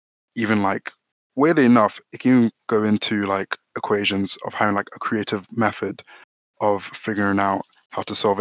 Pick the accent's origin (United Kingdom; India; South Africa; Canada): United Kingdom; London; So I was born in London, born and raised in South London